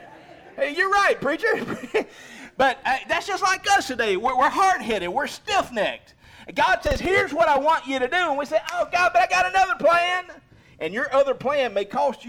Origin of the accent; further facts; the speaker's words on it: United States; I'm so thankful that I'm an American today.